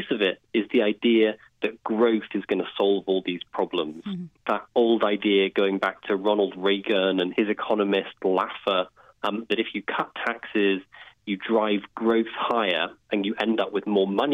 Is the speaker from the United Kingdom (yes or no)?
yes; United Kingdom; I'm a Brit